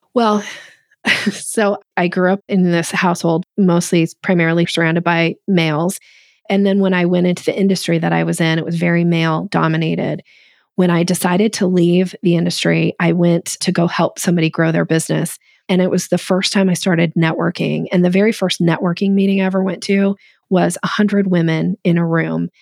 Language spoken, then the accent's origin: English; Boise, Idaho, United States; I grew up in Boise, Idaho